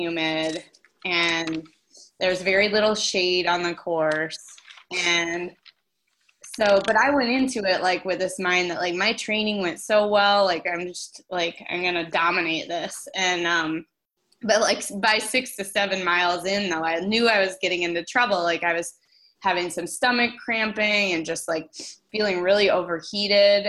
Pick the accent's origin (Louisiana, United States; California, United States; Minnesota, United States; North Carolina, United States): Minnesota, United States; Minneapolis; Twin Cities Marathon for fun. You know, it's my hometown race